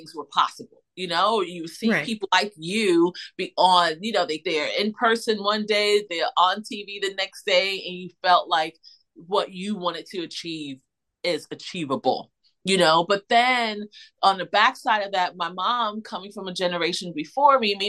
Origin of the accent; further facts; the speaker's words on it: Irvington, New Jersey, United States; moved away as an adult; also born or lived in Philadelphia, United States; now in South Jersey, United States; growing up in Irvington, New Jersey, which is a sub well, which was a suburb of Newark, New Jersey